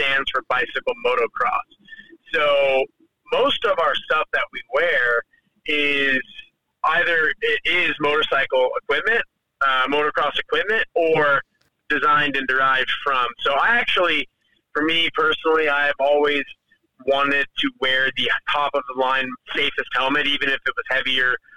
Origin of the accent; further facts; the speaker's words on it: Las Vegas, Nevada, United States; I'm from Vegas